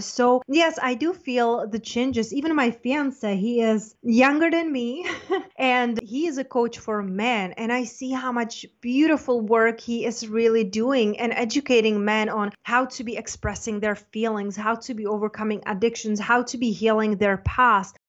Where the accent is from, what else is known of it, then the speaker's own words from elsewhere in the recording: Czechia; also born or lived in London / Spain; now in United States; I'm from Czech Republic, but I lived in London, Spain, and then I got an offer to go to school in the United States.